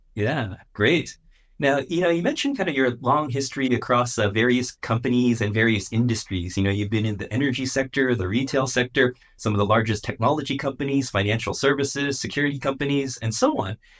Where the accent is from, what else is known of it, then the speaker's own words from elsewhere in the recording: San Francisco Bay Area, California, United States; I'm also originally from the San Francisco Bay Area